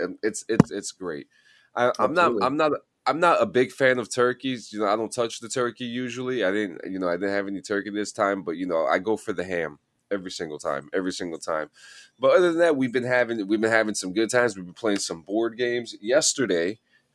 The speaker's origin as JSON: {"language": "English", "region": "East Coast", "country": "United States", "tie": "born or raised there", "said": "growing up in the East Coast where we are, you know, crowded and we build up, not out."}